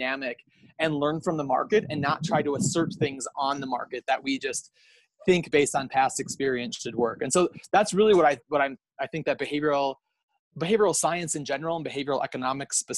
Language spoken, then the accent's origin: English; United States; accent: American; now in Kenya; I'm an American, as everyone can probably tell from my accent